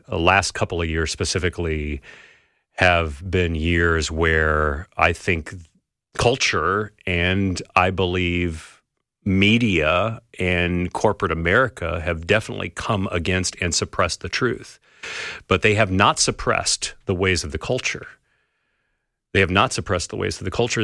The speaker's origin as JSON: {"language": "English", "region": "California", "country": "United States", "tie": "born or raised there", "said": "I grew up in California"}